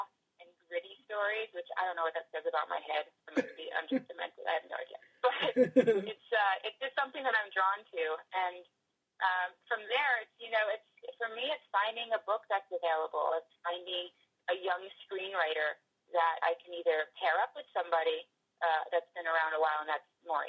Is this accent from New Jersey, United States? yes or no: yes; Northern New Jersey, United States; now in Los Angeles, United States; I'm from the Northeast, I'm from Northern Jersey, next door to New York